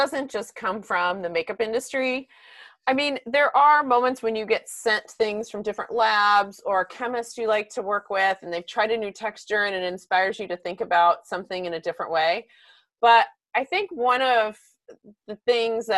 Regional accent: Texas, United States; growing up in Texas

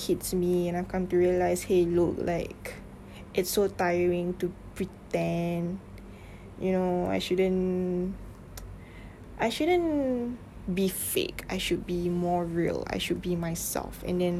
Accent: Malaysia; first language English; like I grew up speaking English. My family speak English. So I am very comfortable speaking English than my mother tongue language, which is Malay.

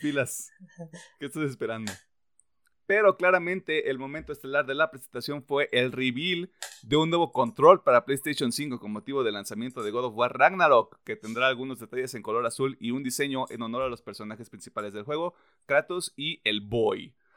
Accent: Mexico; soy mexicano

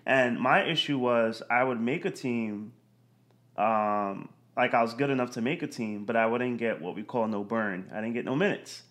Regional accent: Yonkers, New York, United States; I grew up in, right outside the city, Yonkers, New York

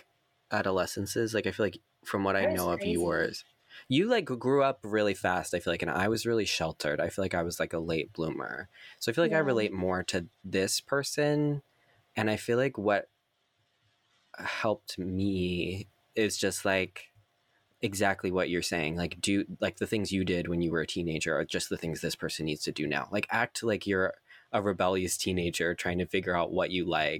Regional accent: Maryland, United States; I'm from Maryland

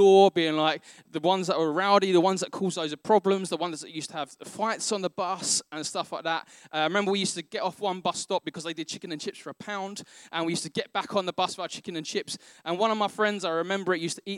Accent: London, United Kingdom; I grew up in Northeast London

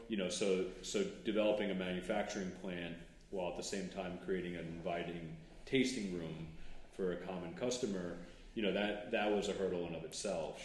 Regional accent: Farmingdale, New York, United States; also born or lived in Northport, New York; I grew up in Farmingdale

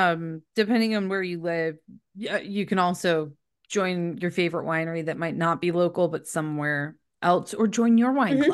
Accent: United States; I'm American.

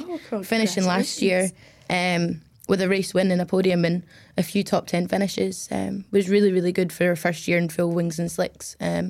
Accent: Glasgow, Scotland, United Kingdom; also born or lived in Middle East; Yeah. I'm 21 years old. I'm from Glasgow, but grew up out in the Middle East, and that's where I started racing.

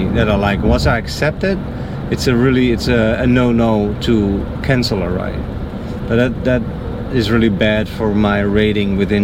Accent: Netherlands; English is a second language; moved away as an adult; now in Naples, United States; I'm from the Netherlands.

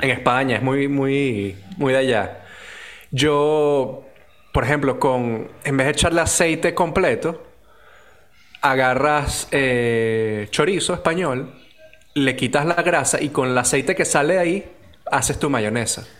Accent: Venezuela; nos divide como venezolanos

